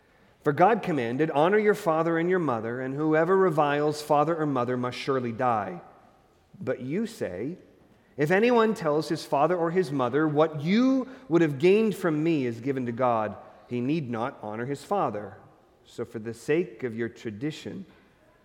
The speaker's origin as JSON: {"language": "English", "town": "Hastings", "region": "Nebraska", "country": "United States", "tie": "born or raised there", "moved": "yes", "said": "I was from Hastings, not a really big town in the state of Nebraska"}